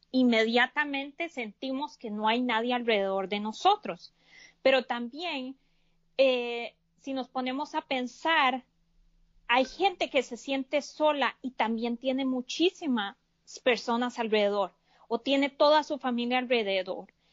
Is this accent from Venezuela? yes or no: no; Costa Rica; now in United States; yo soy de Costa Rica, vivo en Estados Unidos